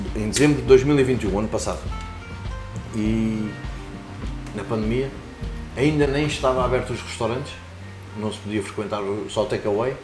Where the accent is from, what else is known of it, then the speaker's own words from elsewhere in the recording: Lisbon, Portugal; moved away as an adult; now in Margem Sul (Corroios), Portugal; venho de Lisboa, Sim. onde nasci